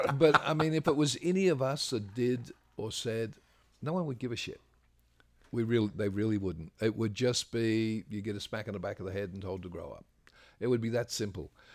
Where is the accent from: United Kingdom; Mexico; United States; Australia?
Australia; I'm an Australian.